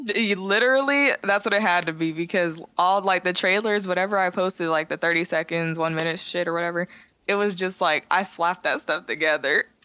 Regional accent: San Jose, California, United States; I'm from San Jose. We're both from San Jose.

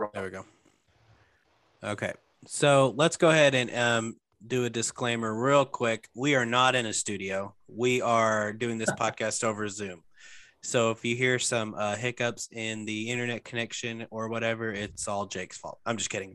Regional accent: Arkansas, United States; now in Memphis, United States; I'm originally from Arkansas

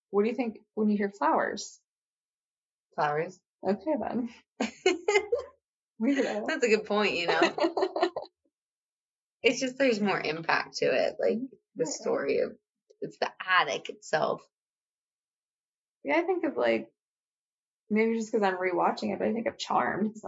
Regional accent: Australia; I'm from Australia.

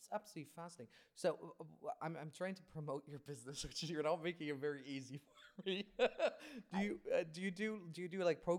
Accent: Kazakhstan; moved away

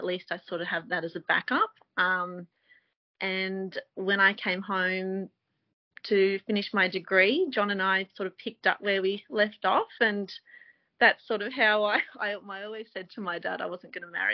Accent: New England, New South Wales, Australia; I grew up here in the New England on a sheep and cattle property and did my schooling here

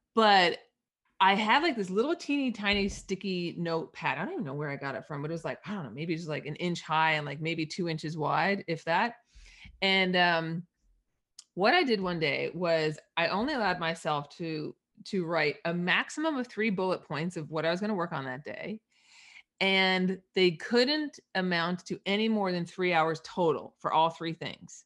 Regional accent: East Coast, Canada; I'm Canadian up, up north

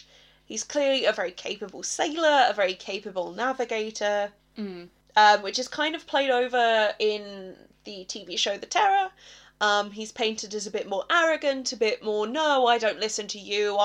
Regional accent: England, United Kingdom; because I'm English.

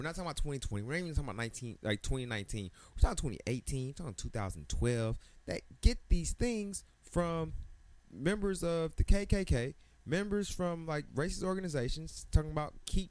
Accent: Atlanta, Georgia, United States; also born or lived in Decatur, Georgia; now in Washington, D.C., United States; They may say I'm from Atlanta, but a lot of people, I say I'm from Atlanta. My driver's license says Decatur.

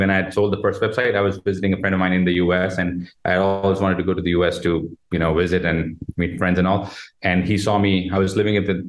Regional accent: Jodhpur, Rajasthan, India; moved away as an adult; now in Gurgaon, India; I'm from India, a city called Jodhpur, also called the Blue City

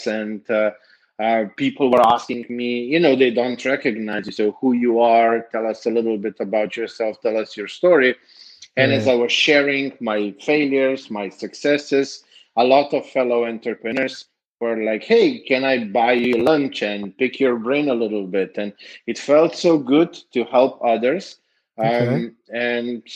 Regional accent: Slovenia; moved away as an adult; now in Serbia; I am from Slovenia. I moved 3.5 years ago to Serbia

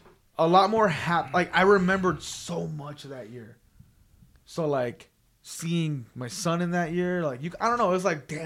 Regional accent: Las Vegas, Nevada, United States; We're all from Vegas. We all live here

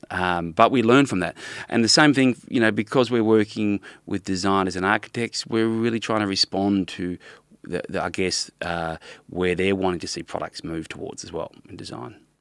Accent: Melbourne, Victoria, Australia; moved away as an adult; also born or lived in Brisbane / London; I was from Melbourne originally, lived in Brisbane for a bit, back in Melbourne, uh, then, uh, doing high school, and then I was studied in London

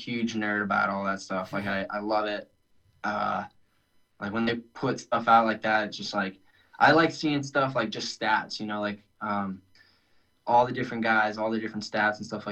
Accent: Maine, United States; moved away as an adult; also born or lived in California; now in North Carolina, United States; I grew up in Maine.

